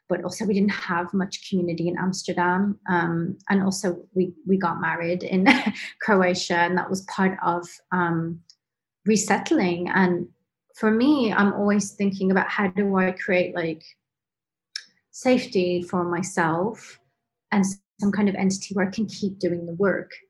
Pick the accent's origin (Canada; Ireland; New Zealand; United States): Canada; also born or lived in England; I I was born in England, but I moved to Canada when I was 11. And so my family's in Canada. And then I came back to England